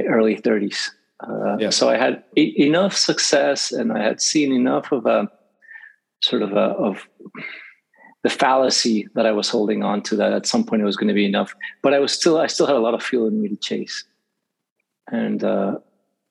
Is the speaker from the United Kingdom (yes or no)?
no; Mexico City, Mexico; now in Los Angeles, United States; I was raised in Mexico City